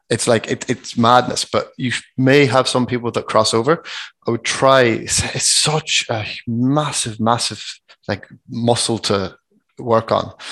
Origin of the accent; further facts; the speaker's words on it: Ireland; We're just from Ireland